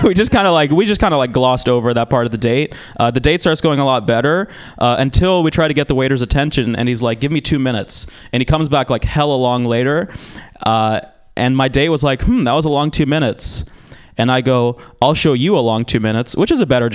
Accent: Georgia, United States; now in San Francisco, United States; I'm from Georgia, which is a shitty place

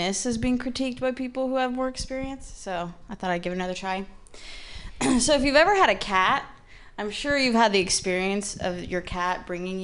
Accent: Midwest, United States; moved away as an adult; now in San Francisco, United States; I was raised by lesbians in the Midwest

